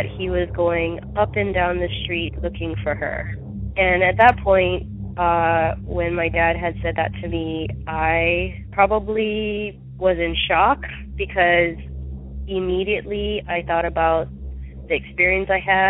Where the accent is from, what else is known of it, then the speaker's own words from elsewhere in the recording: Maui, Hawaii, United States; I grew up in Maui, Hawaii